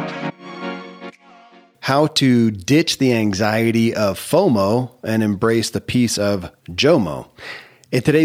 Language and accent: English; Kentucky, United States; born or raised there